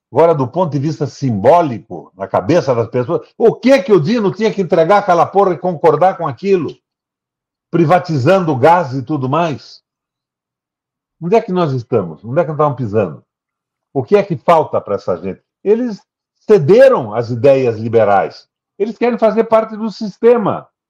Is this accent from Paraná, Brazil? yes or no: yes; Paraná, Brazil; eu sou do Paraná.